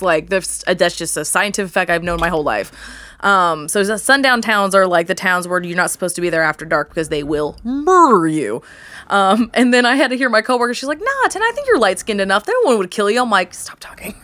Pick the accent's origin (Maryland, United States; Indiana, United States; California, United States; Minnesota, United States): Indiana, United States; New Castle; I'm from Newcastle, which is, like, east of Indy